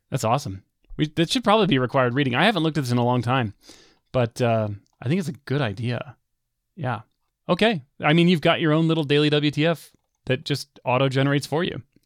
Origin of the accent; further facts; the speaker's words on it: United States; growing up in the United States